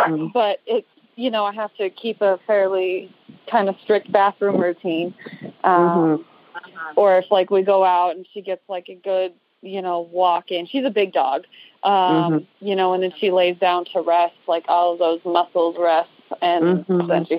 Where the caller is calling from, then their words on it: Ridgecrest, California, United States; I'm calling from Ridgecrest, California, where we saw the earthquakes this summer.